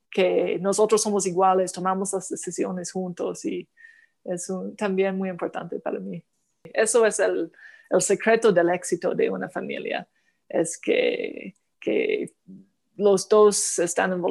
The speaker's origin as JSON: {"language": "Spanish", "country": "Canada", "tie": "born or raised there", "said": "en mi pueblo, solo en un solo idioma y entonces Ottawa, la capital de Canadá, ah, estaba muy lejos de, mi pueblo."}